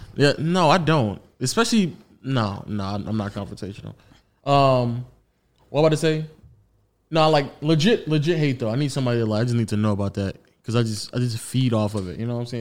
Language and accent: English; United States; as an American